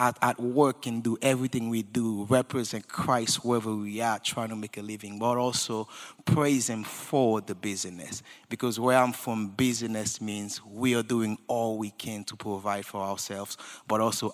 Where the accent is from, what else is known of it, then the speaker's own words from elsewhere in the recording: Haiti; moved away; I grew up in Haiti, born and raised